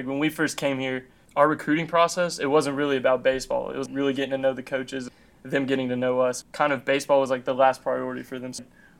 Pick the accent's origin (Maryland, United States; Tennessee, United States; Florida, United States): Tennessee, United States; 30 minutes from Nashville; me and Blake both grew up 30 minutes away from here